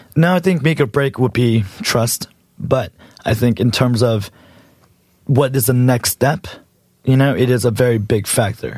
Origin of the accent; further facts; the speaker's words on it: United States; also born or lived in Los Angeles; I am a Korean American born and raised in America.